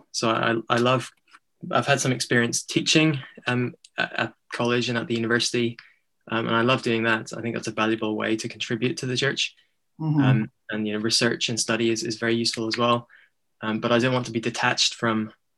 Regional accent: Bangor, Northern Ireland, United Kingdom; moved away as an adult; I grew up in Bangor, was there till I was 18

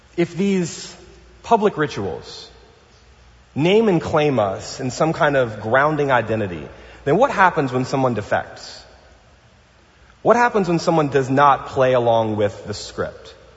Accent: New Orleans, Louisiana, United States; now in Pasadena, United States; I'm from New Orleans

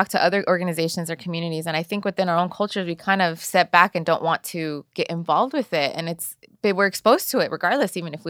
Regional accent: El Salvador; I'm from El Salvador, and that's how I identify. But they all thought Mexican, you know, because that's what they know in the East Coast.

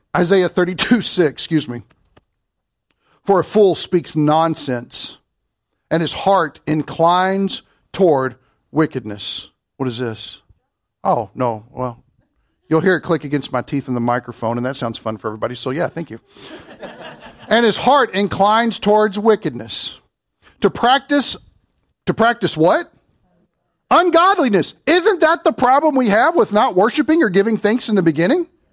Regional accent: Kentucky, United States; I'm from Kentucky

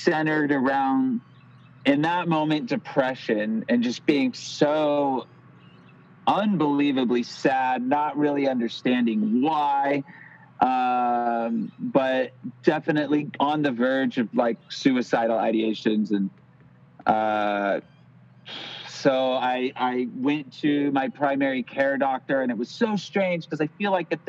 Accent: Lodi, California, United States; also born or lived in Sacramento / Los Angeles; now in Santa Cruz, United States; I'm from this little town called Lodi, and that you wouldn't believe is actually in California.

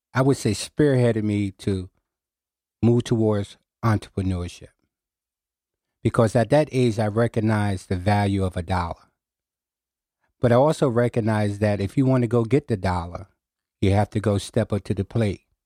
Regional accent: New Haven, Connecticut, United States; I was raised in New Hallville, on the corner of Winchester Avenue and Hazel Street

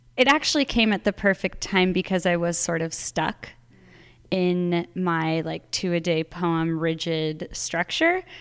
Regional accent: Arizona, United States; moved away; I'm from Arizona originally, and I I'm back in Arizona as of a year and a half ago

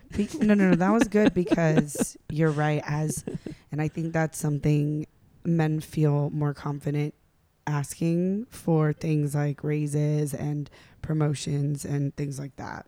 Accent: North Carolina, United States; I'm from North Carolina

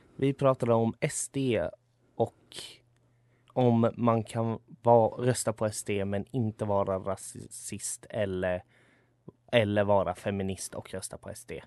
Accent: Sweden; jag är född här och uppvuxen här och har bara svenskt medborgarskap.

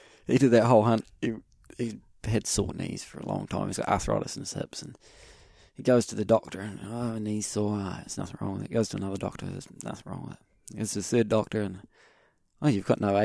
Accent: New Zealand; we pull out our New Zealand passports

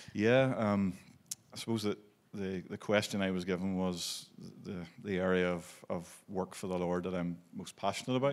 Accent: Belfast, Northern Ireland, United Kingdom; also born or lived in Maidstone, Kent, England; I was born in Belfast, and, um, we grew up through

